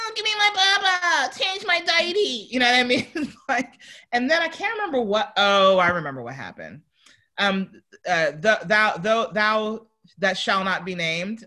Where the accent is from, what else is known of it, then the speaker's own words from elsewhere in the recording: New York, United States; moved away; I'm from New York.